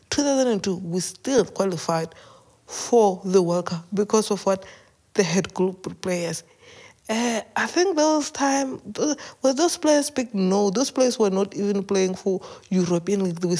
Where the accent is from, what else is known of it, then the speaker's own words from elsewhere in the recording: South Africa; This is the story that, as South African, I'm going to explain it to you in a simple term with South Africa